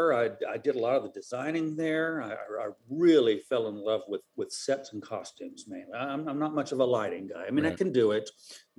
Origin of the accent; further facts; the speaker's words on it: Houston, Texas, United States; moved away as an adult; also born or lived in Odessa, Texas / Sonora, Texas; go back to Houston, which is my hometown. Or I grew up in the Houston area